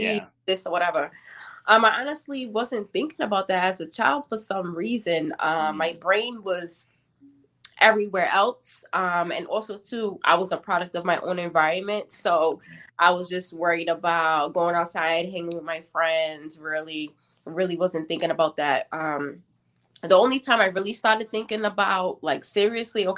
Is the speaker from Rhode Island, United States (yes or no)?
yes; Providence, Rhode Island, United States; I grew up on the west end of Providence